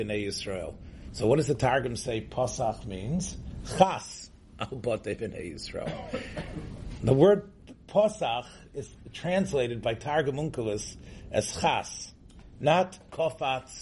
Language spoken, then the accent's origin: English; Memphis, Tennessee, United States; I grew up in Memphis, Tennessee.